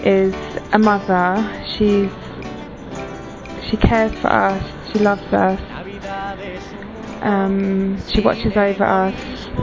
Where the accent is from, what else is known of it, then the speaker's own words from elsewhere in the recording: England, United Kingdom; I'm from England, United Kingdom, and I'm 30 years of age.